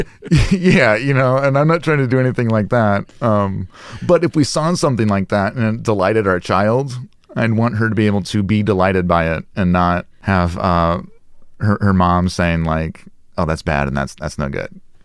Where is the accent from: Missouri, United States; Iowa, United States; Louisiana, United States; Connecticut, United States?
Iowa, United States; Des Moines; moved away; I grew up in, uh, Des Moines, Iowa. So it's very kind of Midwestern upbringing.